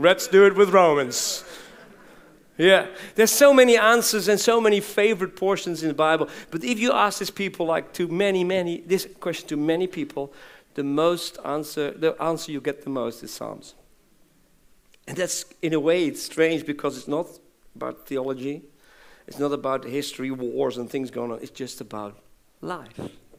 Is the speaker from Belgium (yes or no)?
yes; Belgium; born there; And I was born in Belgium as a mission kid.